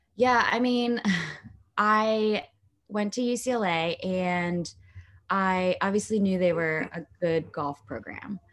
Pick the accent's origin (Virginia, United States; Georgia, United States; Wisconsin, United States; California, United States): California, United States; Long Beach; also born or lived in Lakewood, California; I was born in Long Beach, California, and now I live in Lakewood, California, which is pretty much right there